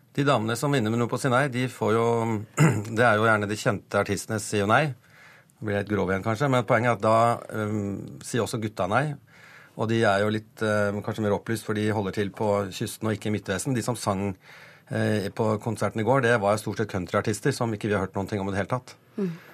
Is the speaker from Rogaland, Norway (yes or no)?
no; Bodø, Nordland, Norway; accent: northern Norwegian; now in Oslo, Norway; Jeg, er nordlending, jeg er født i Bodø.